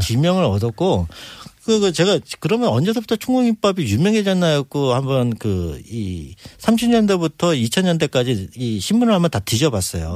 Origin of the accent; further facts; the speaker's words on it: Incheon, South Korea; also born or lived in Daegu; 저는 태어나긴 대구에서 태어났고요. 예. 자라기는 인천에서.